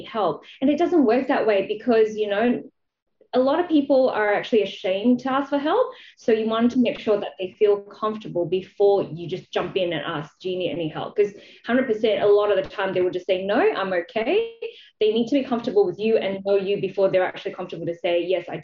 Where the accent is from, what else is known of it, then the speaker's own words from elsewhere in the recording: Malaysia; moved away as an adult; now in Australia; I grew up in Malaysia. I came to Australia to actually study to be a vet